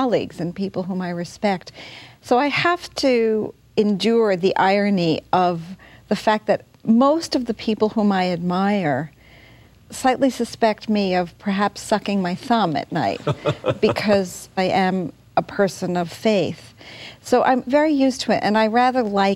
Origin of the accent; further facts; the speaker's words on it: United States; as an American